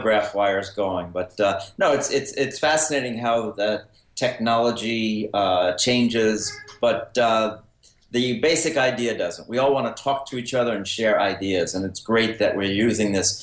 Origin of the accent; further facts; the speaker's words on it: Mount Vernon, New York, United States; I was a reader from the time I was a kid growing up in Mount Vernon, New York, just outside New York City in Westchester